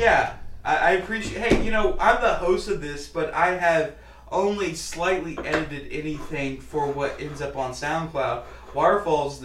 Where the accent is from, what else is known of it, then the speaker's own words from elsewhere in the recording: United States; moved away; also born or lived in Oklahoma / Louisiana; I grew up in Oklahoma and Louisiana